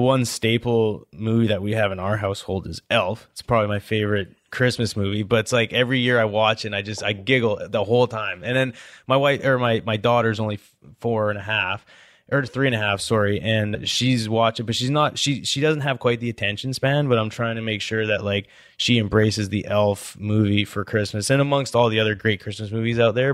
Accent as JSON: {"language": "English", "country": "Canada", "tie": "born or raised there", "moved": "as an adult", "lives_now": "United States", "said": "growing up in Canada, my goal was to, like, growing up in high school, I always wanted to play football in the States."}